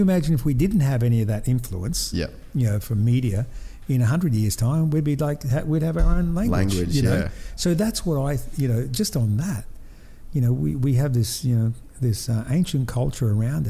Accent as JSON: {"language": "English", "region": "North Queensland", "country": "Australia", "tie": "born or raised there", "said": "we grew up here in North Queensland with the cane farms, you know, the Greek and the Italians and the, you know, Serbians and the Russians and, you know, from all over the world"}